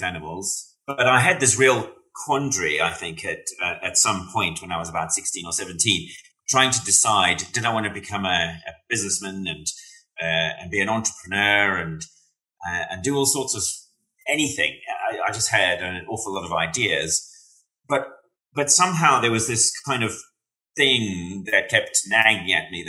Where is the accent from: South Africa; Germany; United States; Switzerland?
South Africa; now in Wales, United Kingdom; I tell you what, though, being South African and living in Wales, it's quite an interesting experience